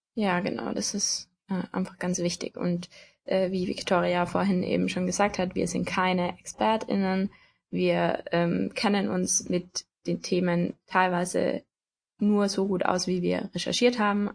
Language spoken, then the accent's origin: German; Tyrol, Austria; moved away as an adult; now in Germany; ich komme ursprünglich aus Tirol, also ursprünglich aus Österreich auch, wohne aber jetzt in Deutschland